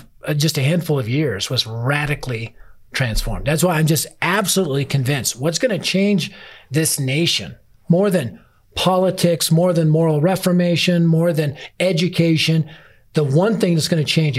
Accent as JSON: {"language": "English", "town": "Denver", "region": "Colorado", "country": "United States", "tie": "born or raised there", "said": "I was raised in North Denver, which at the time was the highest crime rate area in Denver"}